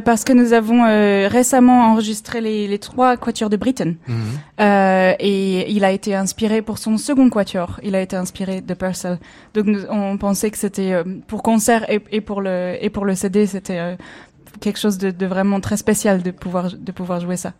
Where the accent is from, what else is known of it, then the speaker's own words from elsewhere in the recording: Clermont-Ferrand, Auvergne-Rhône-Alpes, France; moved away as an adult; also born or lived in Le Puy-en-Velay / Paris / Berlin; je suis auvergnate au départ